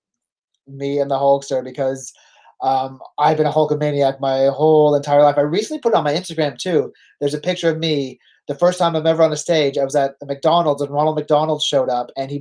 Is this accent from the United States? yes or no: no; Canada; accent: Canadian; I'm born in Canada. Like, yeah, we can kind of hear a Canadian accent. I was like, because I'm from Canada.